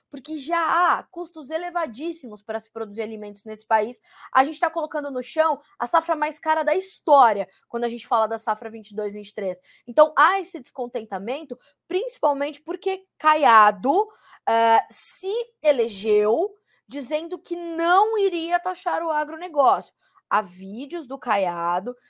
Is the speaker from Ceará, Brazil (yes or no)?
no; Mogi Guaçu, São Paulo, Brazil; eu cresci em Mogi Guaçu, minha cidade do coração. Eu sou nascida em São Paulo, sou paulistana, né, nascida na capital